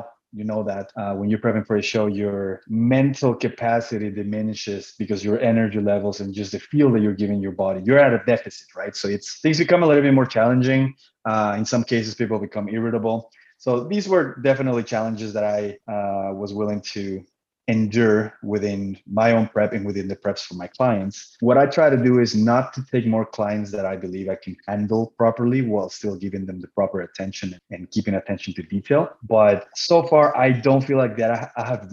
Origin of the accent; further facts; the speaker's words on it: Cancun, Quintana Roo, Mexico; first language Spanish; English is a second language; now in Manitoba, Canada; I'm originally from Cancun, Mexico